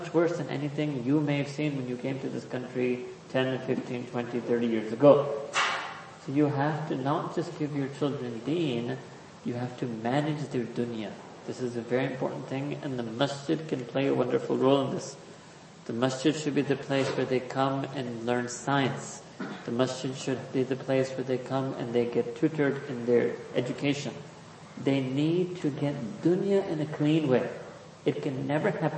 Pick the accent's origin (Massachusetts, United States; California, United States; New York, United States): New York, United States; New York City; I was born and raised in New York City